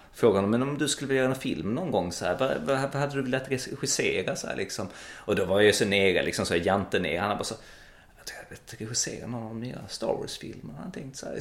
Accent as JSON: {"language": "Swedish", "town": "Malmö", "region": "Skåne", "country": "Sweden", "tie": "born or raised there", "also_born_or_lived": "Växjö / Gothenburg / Stockholm", "said": "jag är född uppvuxen i Malmö"}